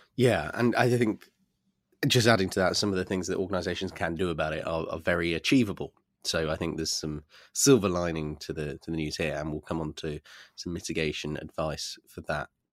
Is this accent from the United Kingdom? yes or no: yes; United Kingdom; I'm just a Brit